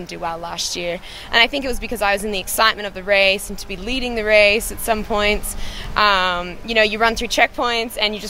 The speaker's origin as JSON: {"language": "English", "country": "Australia", "said": "I'm Australian."}